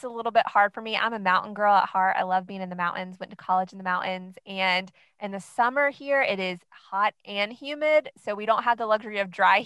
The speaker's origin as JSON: {"language": "English", "region": "North Carolina", "country": "United States", "said": "I am actually from North Carolina, and I am married to my high school sweetheart."}